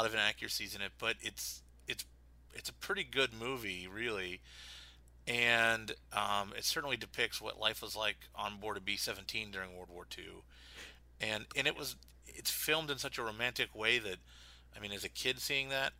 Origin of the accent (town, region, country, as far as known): Pittsburgh, Pennsylvania, United States; born or raised there; moved away